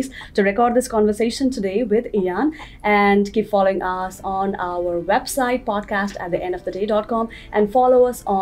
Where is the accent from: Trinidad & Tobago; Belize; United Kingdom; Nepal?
Nepal; moved away; I am from Nepal